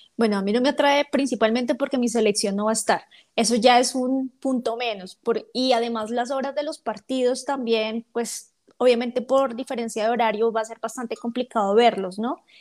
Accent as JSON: {"language": "Spanish", "region": "Bogotá", "country": "Colombia", "accent": "rolo", "said": "yo no soy paisa, yo soy rola entonces lo quieren con mi ah. acento"}